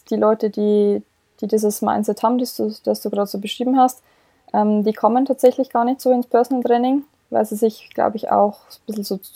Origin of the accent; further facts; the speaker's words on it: Bavaria, Germany; ich komme ja ursprünglich aus dem Bayerischen Wald, man hört es ja vielleicht auch so ein bisschen